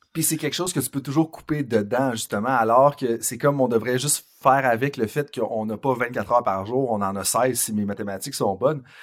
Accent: Saint-Georges, Quebec, Canada; Je viens de Saint-Georges-de-Beauce

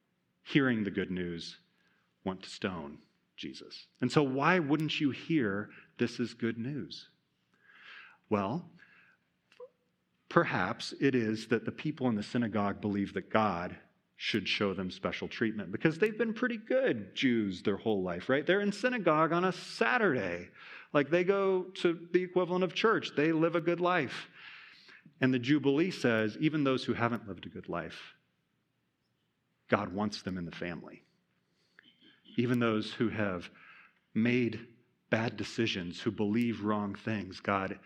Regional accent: Iowa, United States; I'm from Iowa

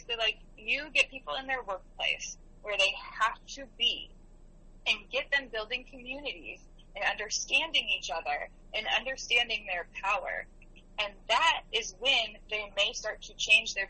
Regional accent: the South, United States; moved away; I haven't been to where I grew up in the South since Trump was voted

